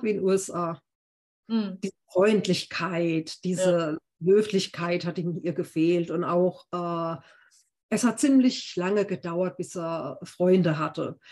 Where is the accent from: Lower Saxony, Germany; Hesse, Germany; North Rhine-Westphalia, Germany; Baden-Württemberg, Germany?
Baden-Württemberg, Germany; Heidelberg; ich lebe in Heidelberg, meiner Heimatstadt